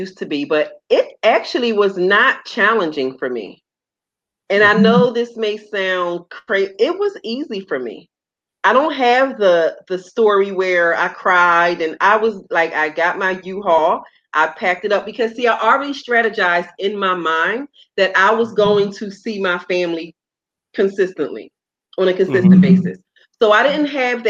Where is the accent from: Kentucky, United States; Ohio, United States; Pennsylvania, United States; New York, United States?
Pennsylvania, United States; Philadelphia; moved away as an adult; now in South Florida, United States; I am originally from Philadelphia, born and raised